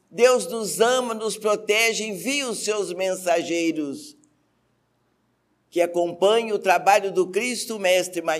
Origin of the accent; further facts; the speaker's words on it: Lebanon; Como boa libanesa, eu tinha uma boutique.